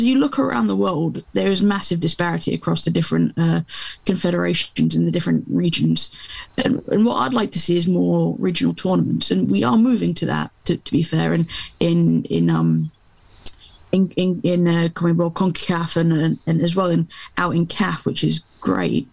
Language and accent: English; England, United Kingdom; I'm English, you know, and I've grown up through the club game being king